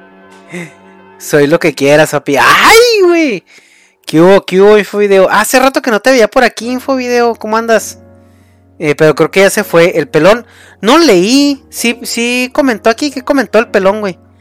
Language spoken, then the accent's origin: Spanish; Mexico; soy mexicano